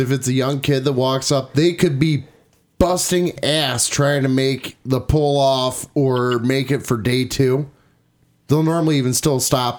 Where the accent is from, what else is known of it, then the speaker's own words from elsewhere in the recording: St. Clair County, Michigan, United States; the St. Clair County Fair, my hometown bowl.